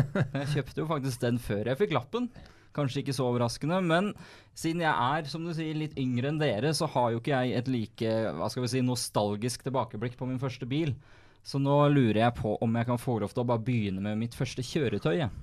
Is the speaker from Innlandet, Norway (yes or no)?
no; Skotterud, Akershus, Norway; moved away; pappa og jeg vi har den hjemme på Skotterud